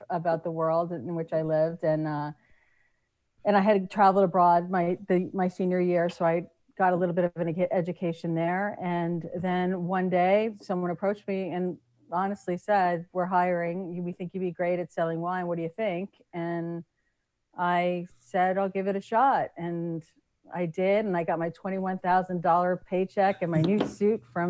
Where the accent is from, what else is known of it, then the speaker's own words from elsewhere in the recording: Eastern Long Island, New York, United States; moved away; also born or lived in Philadelphia area; I grew up in Eastern Long Island.